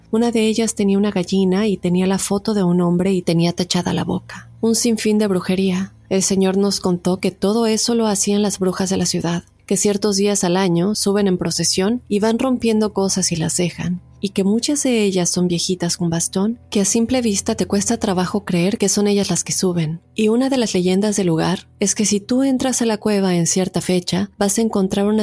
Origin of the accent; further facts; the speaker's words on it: Tulancingo, Hidalgo, Mexico; Yo soy de Tulancingo, Hidalgo, México una ciudad vieja, ya que cuenta con asentamientos prehistóricos y se cree que son muy viejos.